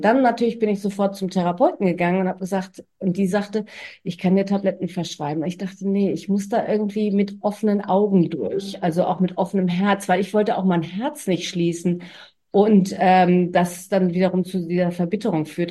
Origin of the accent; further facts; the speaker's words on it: Germany; now in Australia; als Deutsche